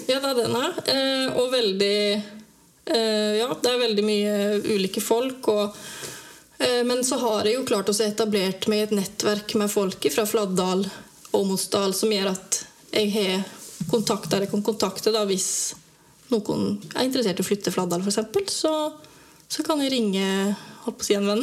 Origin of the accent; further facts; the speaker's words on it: Dalen, Telemark, Norway; moved away as an adult; also born or lived in Grimstad; now in Seljord, Norway; Jeg er egentlig fra Dalen